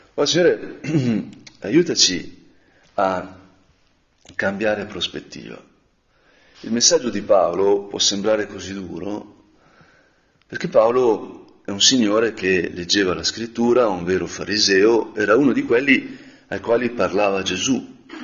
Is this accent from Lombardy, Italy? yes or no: yes; Brianza, Lombardy, Italy; da Brianzolo